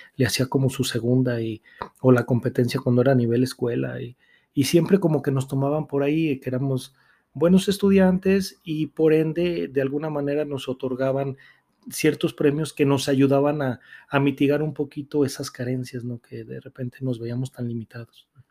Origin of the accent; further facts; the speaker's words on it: Aguascalientes, Mexico; soy nacido aquí en Aguascalientes